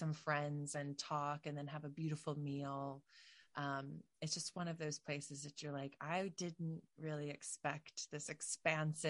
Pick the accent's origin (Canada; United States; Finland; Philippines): United States; New Jersey; I'm from New Jersey, South Jersey